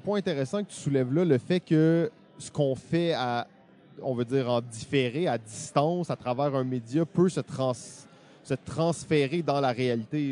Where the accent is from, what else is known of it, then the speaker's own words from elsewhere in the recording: Quebec, Canada; on est québécois